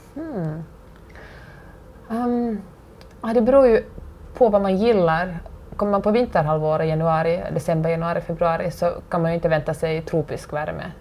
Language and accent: Swedish; Finland; moved away as an adult; now in Los Angeles, United States; hemma i Finland